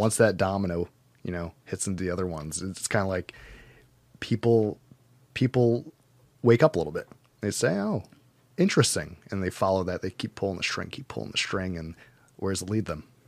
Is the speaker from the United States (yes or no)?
yes; United States; as an American